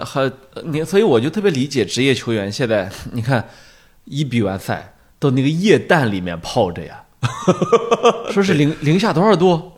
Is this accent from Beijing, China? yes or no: no; Shandong, China; 我们山东人都不是很喜欢济南